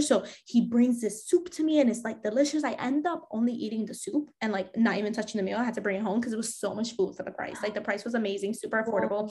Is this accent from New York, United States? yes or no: yes; New York City, New York, United States; I grew up in Fordham Road in the Bronx